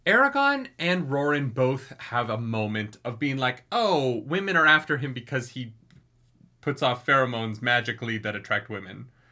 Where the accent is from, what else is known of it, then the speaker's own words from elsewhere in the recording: Canada; I'm so Canadian